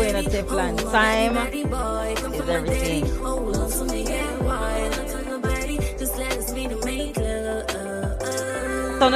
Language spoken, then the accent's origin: English; Jamaica; St. Anne, that is close to my hometown